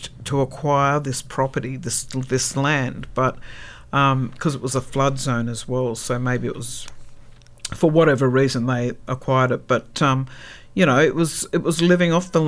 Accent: Tweed Heads, New South Wales, Australia; also born or lived in Brisbane, Queensland; My childhood was up on the Tweed, I was born in Brisbane on Turrbal country, but brought up on Bundjalung country, which is Northern Rivers, New South Wales, Tweed Heads, and that's where that community moved.

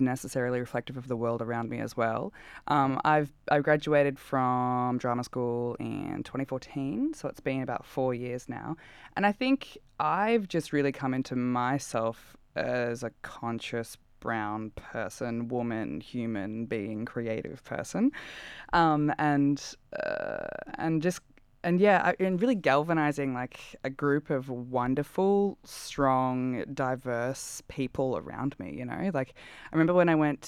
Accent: Australia; I'm like Australian, but brown

